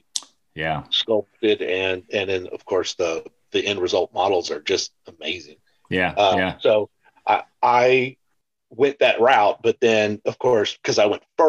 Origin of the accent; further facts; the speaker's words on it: Houston, Texas, United States; I grew up in Houston